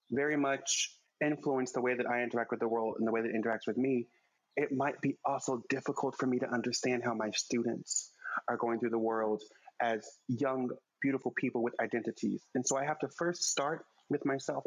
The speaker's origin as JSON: {"language": "English", "town": "Oklahoma City", "region": "Oklahoma", "country": "United States", "tie": "born or raised there", "moved": "yes", "lives_now": "New York City, United States", "said": "I grew up in Oklahoma City."}